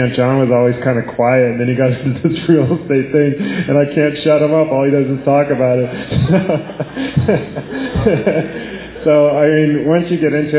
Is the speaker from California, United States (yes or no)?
yes; Bay Area, California, United States; I'm from the Bay Area